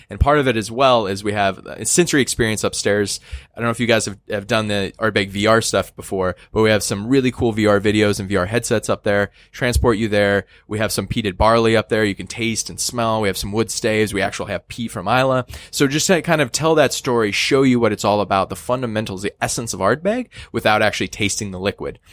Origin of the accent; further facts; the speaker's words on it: Northwest, United States; I'm from the Northwest